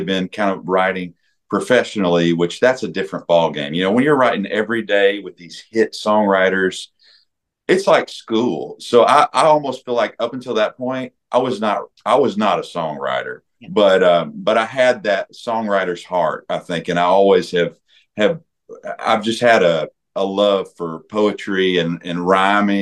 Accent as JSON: {"language": "English", "town": "Nashville", "region": "Tennessee", "country": "United States", "tie": "born or raised there", "said": "I was raised in Nashville, Tennessee"}